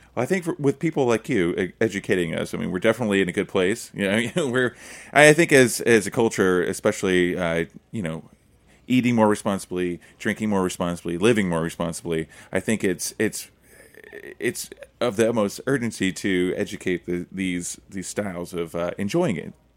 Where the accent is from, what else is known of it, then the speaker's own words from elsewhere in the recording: Oklahoma, United States; I'm from Oklahoma